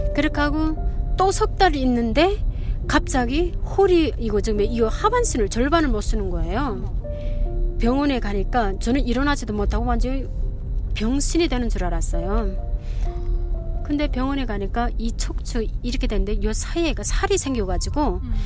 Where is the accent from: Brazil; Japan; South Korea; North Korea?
North Korea; moved away as an adult; also born or lived in China; now in Salt Lake City, United States; 저는 북한에서